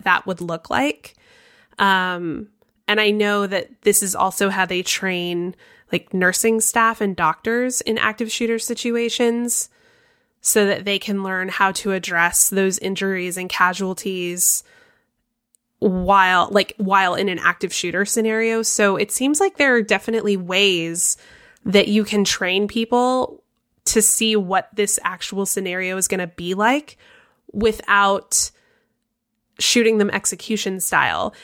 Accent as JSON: {"language": "English", "region": "Florida", "country": "United States", "said": "I'm from Florida"}